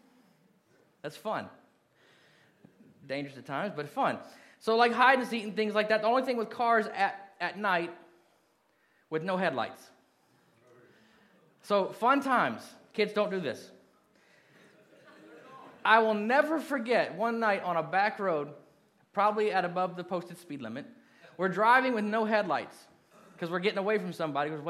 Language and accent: English; Kentucky, Indiana, United States; moved away as an adult; When I was 12, we moved from Kentucky to Indiana, and I lived there until I went in the Marine Corps